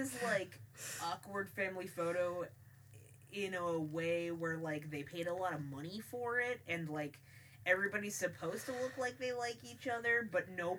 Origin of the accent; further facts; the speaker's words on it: Connecticut, United States; I am from Connecticut. I'm not from a good part of Connecticut, but I am from there. and it is, yeah, it's very Fairfield County.